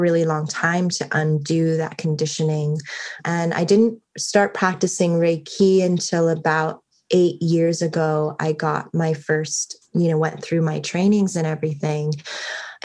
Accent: Everett, Washington, United States; I'm originally from Everett, Washington, which is like 20 miles north of Seattle

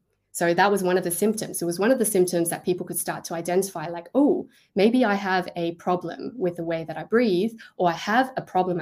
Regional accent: Australia; I am Australian

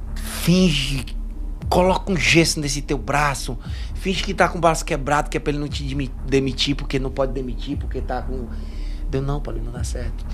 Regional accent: Canindé, Ceará, Brazil; foi em Canidé, foi lá na minha cidade

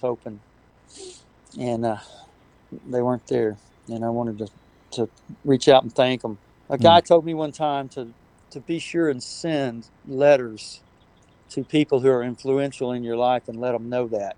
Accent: Ashdown, Arkansas, United States; now in Nashville, United States; my hometown.

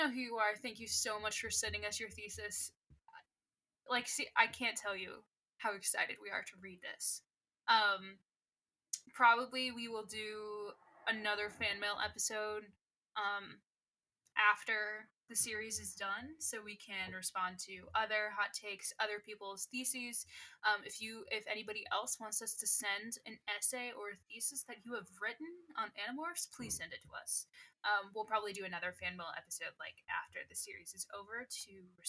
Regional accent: England, United Kingdom; I'm British, that I'm English

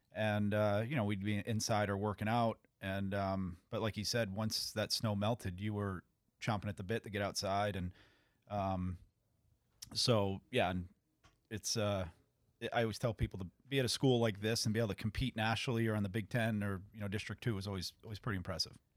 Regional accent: Northeast, United States; growing up in the Northeast, we didn't know any different.

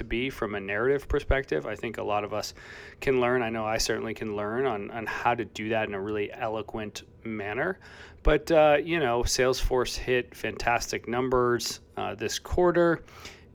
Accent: Chicago, Illinois, United States; my hometown of Chicago

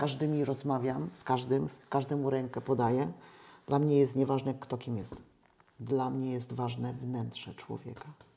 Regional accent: Dziadkowo, Poland; w Dziadkowie się urodziłam, ja tych ludzi bardzo dobrze znam

